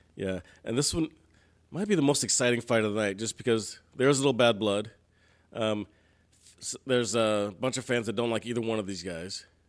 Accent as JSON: {"language": "English", "town": "Houston", "region": "Texas", "country": "United States", "said": "I'm from Houston"}